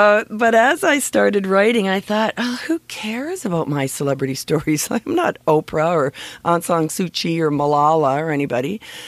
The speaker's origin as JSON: {"language": "English", "town": "Scarborough", "region": "Ontario", "country": "Canada", "tie": "born or raised there"}